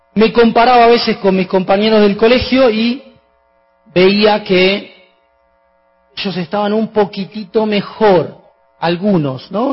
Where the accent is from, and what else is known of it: Argentina